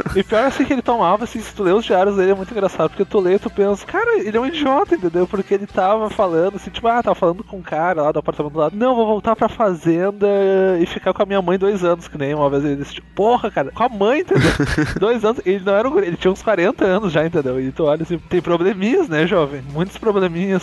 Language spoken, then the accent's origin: Portuguese; Gaúcho, Rio Grande do Sul, Brazil; also born or lived in Santa Catarina (birth); Ser gaúcho é um acidente na minha vida